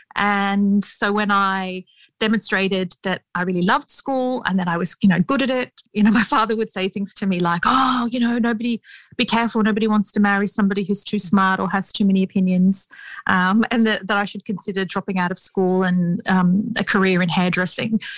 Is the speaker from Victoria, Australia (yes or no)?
no; Sydney, New South Wales, Australia; We grew up in Western Sydney um, in an area where there are a lot of Arabic speaking communities.